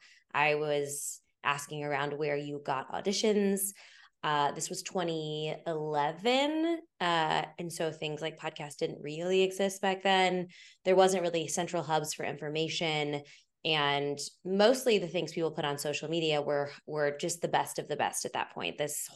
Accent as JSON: {"language": "English", "region": "Kansas", "country": "United States", "tie": "born there", "also_born_or_lived": "Missouri / Oklahoma / Illinois", "said": "I went to Missouri State, but I was born in Kansas. We moved all the time. So I'm like Kansas, Missouri, Oklahoma, Illinois. I went back to Missouri State for college. Full Midwest kid"}